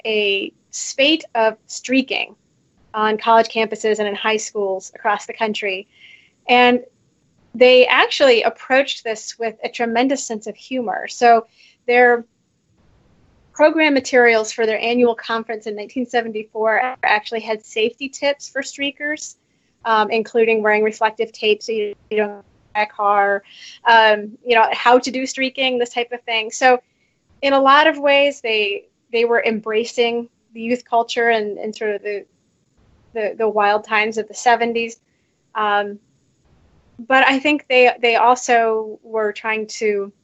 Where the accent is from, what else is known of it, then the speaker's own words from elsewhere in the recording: Council Bluffs, Iowa, United States; I grew up in Council Bluffs, Iowa